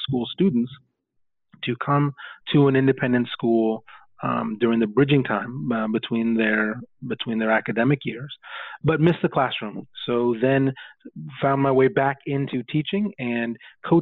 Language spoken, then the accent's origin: English; Portland, Oregon, United States; now in New York City, United States; I'm originally from Portland, Oregon, and was a product of public school up and through my middle school years